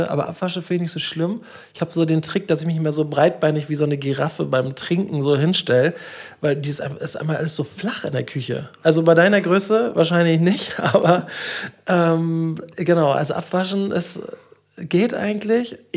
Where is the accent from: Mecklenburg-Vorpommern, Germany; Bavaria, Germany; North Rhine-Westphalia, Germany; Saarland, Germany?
Mecklenburg-Vorpommern, Germany; Schwerin; Das esse ich also immer, wenn ich in meine Heimat fahre, nach Schwerin so gerne.